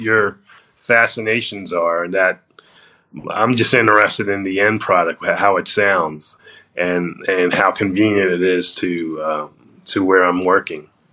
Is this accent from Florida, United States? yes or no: yes; Florida, United States; moved away; also born or lived in New York; I grew up in Florida and uh, went University of Florida